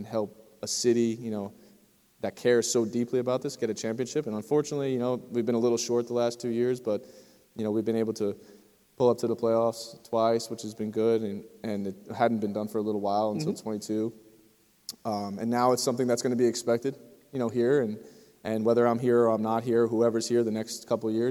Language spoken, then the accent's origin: English; New Jersey, United States; moved away as an adult; also born or lived in North Carolina; I'm from New Jersey, so I'm not too far away from here